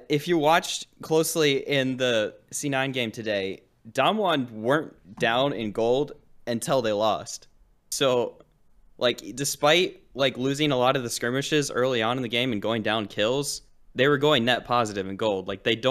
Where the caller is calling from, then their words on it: Henrietta, New York, United States; Henrietta, New York.